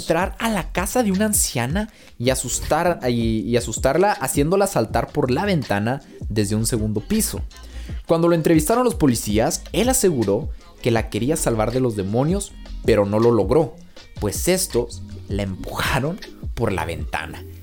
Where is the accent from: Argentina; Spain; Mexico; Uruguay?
Mexico; soy mexicano